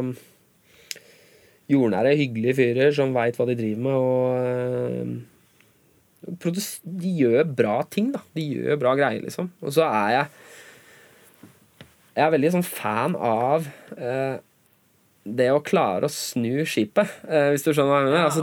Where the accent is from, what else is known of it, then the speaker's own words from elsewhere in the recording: Norway; first language Norwegian; Naturligvis, siden norsk er morsmålet mitt.